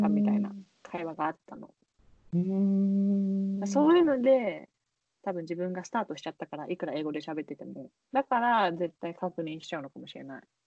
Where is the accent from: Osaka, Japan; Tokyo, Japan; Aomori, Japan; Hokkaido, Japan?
Tokyo, Japan; born or raised there